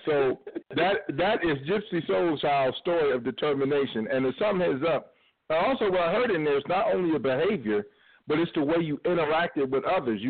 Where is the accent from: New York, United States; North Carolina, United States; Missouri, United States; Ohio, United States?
Ohio, United States; Cleveland